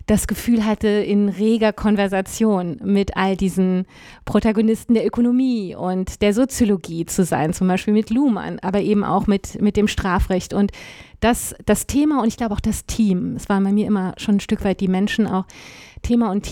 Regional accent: France; Ich war als, als Französin eigentlich für die französische Abteilung der deutschen Division vorgesehen

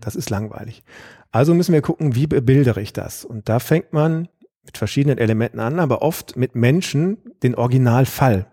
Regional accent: Aachen, North Rhine-Westphalia, Germany; moved away as an adult; also born or lived in Freiburg / Grenoble; now in Karlsruhe, Germany; ich bin in Aachen aufgewachsen

